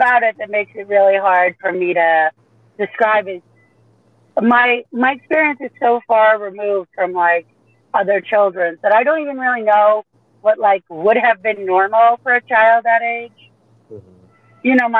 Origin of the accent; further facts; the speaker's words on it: Staten Island, New York, United States; I grew up all over the place. The longest we ever spent in one spot was in Staten Island, New York.